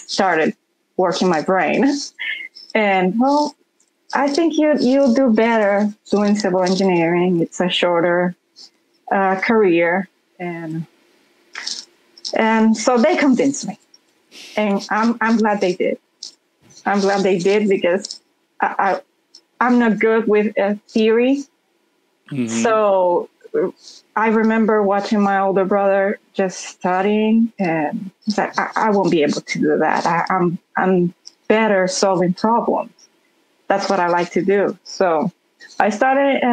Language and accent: English; Honduras; English is a second language; moved away as an adult; now in Oklahoma, United States; I'm from Honduras, and both my parents are civil engineers